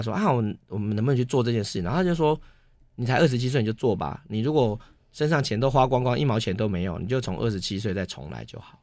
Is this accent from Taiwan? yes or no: yes; Taiwan; 我这台湾人就很清楚，我国中毕业的时候，我考上建中